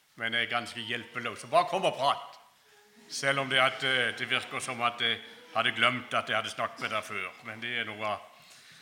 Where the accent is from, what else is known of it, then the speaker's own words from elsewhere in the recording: Kristiansand, Agder, Norway; Jeg kommer altså fra Flekkerøy utenfor Kristiansand.